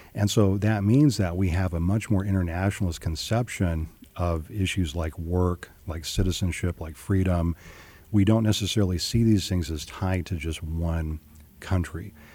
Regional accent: California, United States; also born or lived in Washington State; a child growing up in California, but also in Washington State

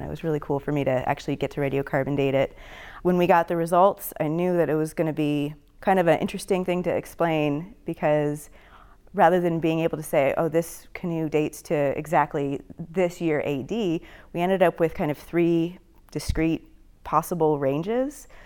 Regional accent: Florida, United States; I grew up in Florida

